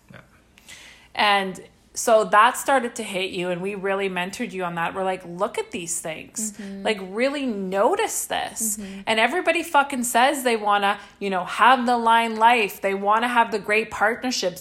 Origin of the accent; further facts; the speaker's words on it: Saskatchewan, Canada; moved away; we come from Saskatchewan